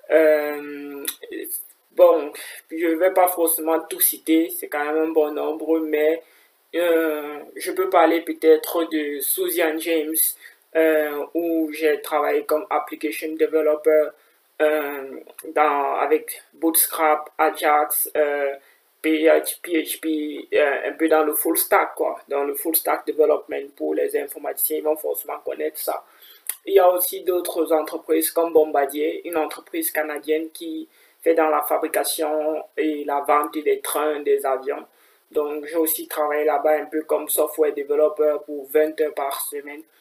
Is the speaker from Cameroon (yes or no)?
yes; Cameroon; now in Kaiserslautern, Germany; j'ai 23 ans, je suis camerounais.